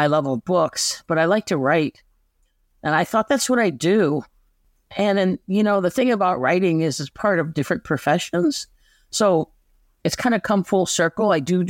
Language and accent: English; Chicago, Illinois, United States; I mean, I grew up in Chicago, but my mom's family were farmers in Western Kentucky.